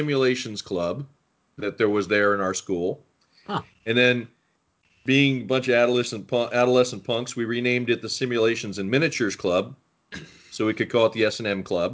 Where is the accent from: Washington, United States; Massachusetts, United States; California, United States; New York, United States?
California, United States; also born or lived in Philadelphia, Pennsylvania / Kansas City / Los Angeles; My family moved out there during the aerospace boom in the late 60s